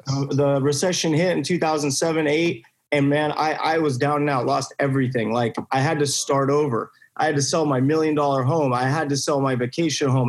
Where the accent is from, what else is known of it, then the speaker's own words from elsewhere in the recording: Buena Park, California, United States; I grew up in Buena Park, California